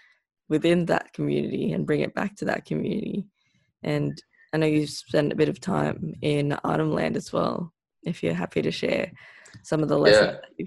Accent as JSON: {"language": "English", "country": "Philippines", "tie": "born or raised there", "said": "growing up in the Philippines, I was fortunate enough to go to the provinces and live in the mountains with different communities"}